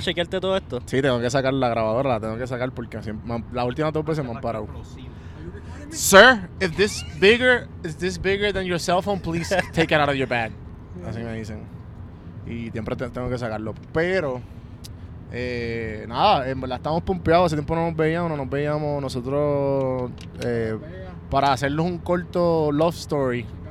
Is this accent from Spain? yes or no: no; Puerto Rico; nosotros como puertorriqueños